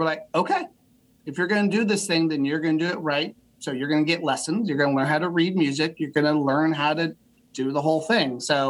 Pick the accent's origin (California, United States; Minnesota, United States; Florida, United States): California, United States; Bakersfield; But yeah, so out in Bakersfield, California. Born and raised.